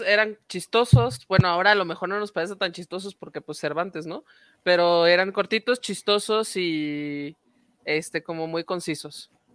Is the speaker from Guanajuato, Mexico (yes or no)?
yes; Guanajuato, Mexico; siendo ambos dos guanajuatenses